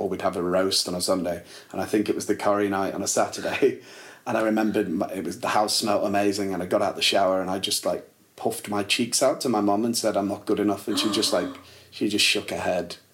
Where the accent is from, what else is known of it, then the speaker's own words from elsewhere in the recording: Warrington, North West England, United Kingdom; also born or lived in Liverpool; we moved to Warrington